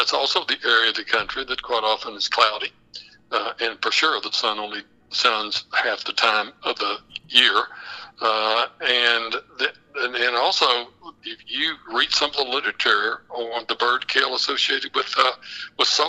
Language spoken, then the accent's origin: English; West Texas, United States